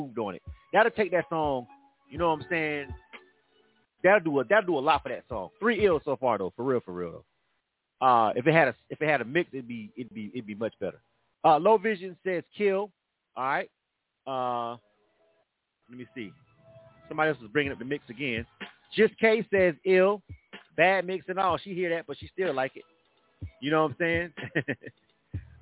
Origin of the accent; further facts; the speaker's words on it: Panama City, Florida, United States; I'm from Panama City